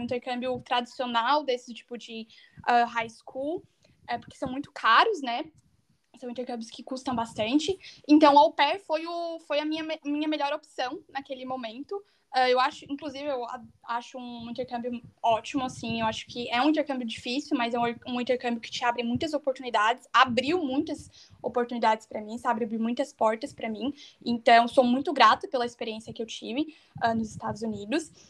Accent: Tubarão, Santa Catarina, Brazil; moved away as an adult; also born or lived in United States; now in Bavaria, Germany; Eu sou natural de Santa Catarina, eu nasci bem no interior de Santa Catarina, numa cidadezinha bem pequena chamada Tubarão

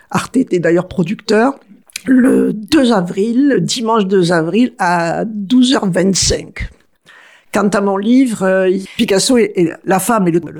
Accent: Arles, Provence-Alpes-Côte d'Azur, France; ou dans mon enfance, à Trinquetaille, j'avais encore dans une petite

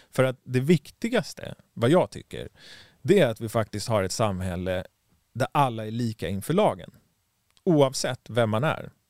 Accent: Stockholm, Stockholm County, Sweden; moved away as an adult; Vi som är stockholmare, vi känner ju liksom att ah, vi, nu har inte jag bott i Sverige på 15 år nästan, så att jag känner inte mig som en stockholmare och jag känner mig inte som en svensk heller.

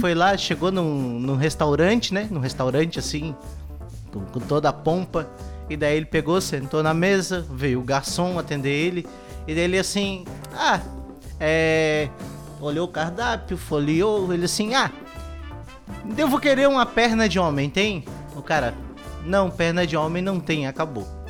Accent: Santa Catarina, Brazil; eu e a Renata somos de Santa Catarina

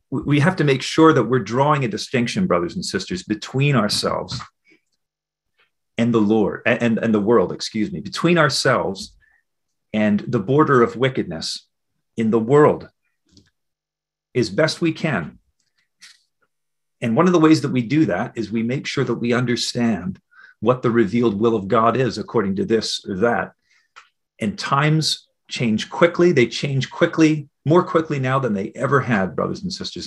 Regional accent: New Jersey, United States; moved away; I grew up in the United States, in New Jersey

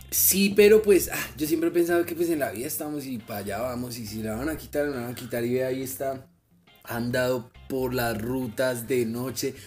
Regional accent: Madrid, Cundinamarca, Colombia

